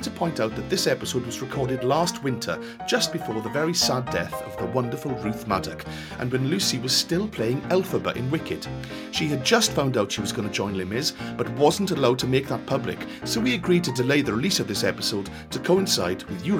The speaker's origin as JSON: {"language": "English", "area": "Welsh", "region": "Wales", "country": "United Kingdom", "said": "Being Welsh"}